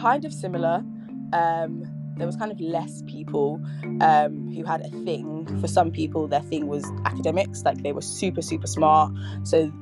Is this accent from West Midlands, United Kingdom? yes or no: yes; Nuneaton, West Midlands, United Kingdom; also born or lived in Nottingham; I was born in Nottingham, grew up in Nuneaton, spent most of my life in Nuneaton.